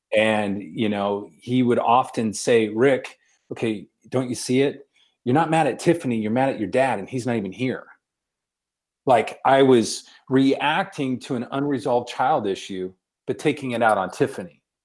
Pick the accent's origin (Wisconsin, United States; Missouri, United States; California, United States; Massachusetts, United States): California, United States; Victorville; also born or lived in Long Beach, California; I grew up in Victorville